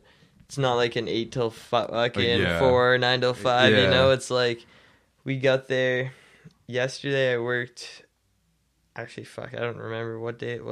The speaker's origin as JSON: {"language": "English", "town": "Meaford", "region": "Ontario", "country": "Canada", "said": "I'm from Meaford"}